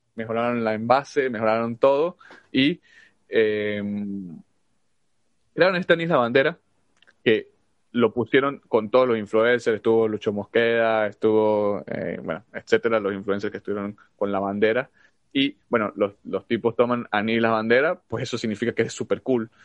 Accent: Venezuela; now in United States; nosotros somos de Venezuela

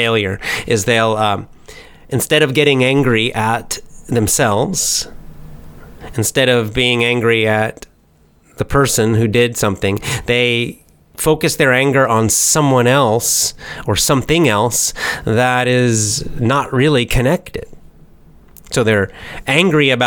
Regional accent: United States; accent: American; me and other Americans

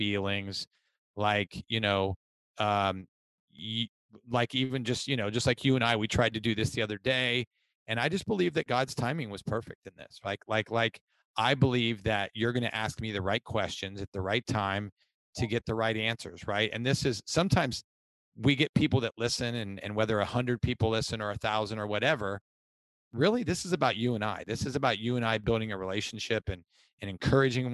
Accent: Ohio, United States; So I am originally from Ohio, went to college. I grew up in an alcoholic father's home

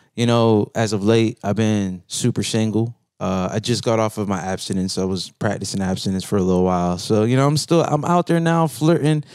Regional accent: Central Florida, United States; I'm from Central Florida

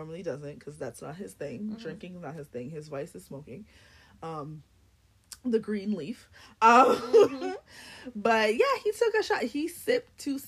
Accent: Jamaica; I was born in Jamaica. My family is Jamaican.

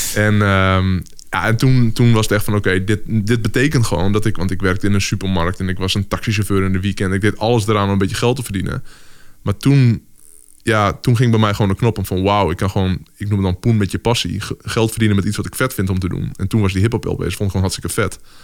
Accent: Drachten, Friesland, Netherlands; ik ben opgegroeid in Friesland. En eh, nou, daar was gewoon letterlijk waar ik ben opgegroeid in Drachten

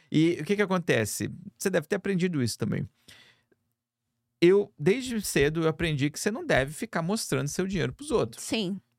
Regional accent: Brazil; moved away; nós somos do Brasil.

